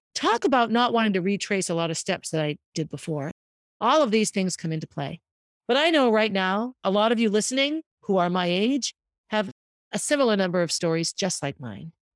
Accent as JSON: {"language": "English", "town": "Concord", "country": "United States", "tie": "born or raised there", "said": "I lived on Essex Street growing up in Concord"}